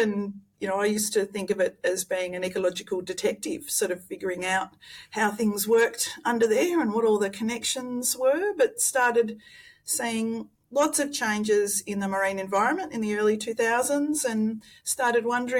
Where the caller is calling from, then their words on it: Tasmania, Australia; I'm zooming in from Nipalina Lutruwita, or Tasmania, where the Muwinina people have cared for land, sea and country for many, many thousands of years.